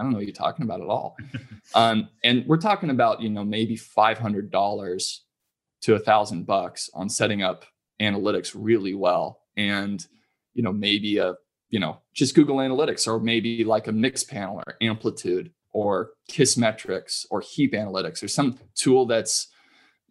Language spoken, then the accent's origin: English; California, United States; I'm from California